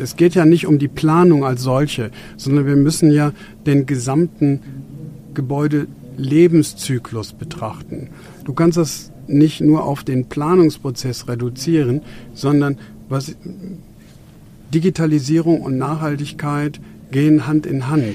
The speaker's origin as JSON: {"language": "German", "country": "Germany", "said": "wir hier bei uns in Deutschland"}